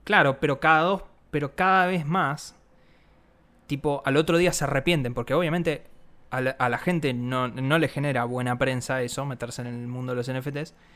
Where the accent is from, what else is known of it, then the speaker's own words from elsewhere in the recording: Argentina; nosotros siendo argentinos